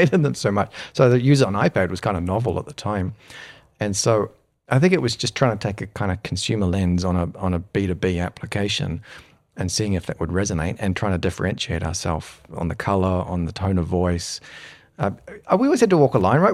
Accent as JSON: {"language": "English", "country": "New Zealand", "tie": "born or raised there", "also_born_or_lived": "United Kingdom", "moved": "as an adult", "said": "when I grew up in New Zealand"}